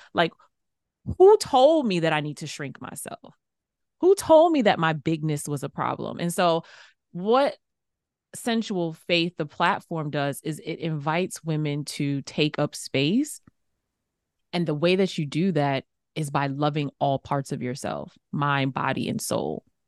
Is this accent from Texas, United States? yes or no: no; New York City, New York, United States; growing up in New York City